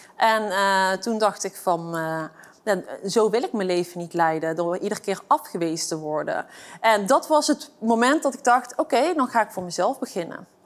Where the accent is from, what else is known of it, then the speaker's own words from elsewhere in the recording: Eindhoven, North Brabant, Netherlands; Ik ben opgegroeid in eh, Eindhoven, in een eh, achterstandswijk. En eh, daar kom ik vandaan. En ik ben een geboren en getogen Eindhovenaar.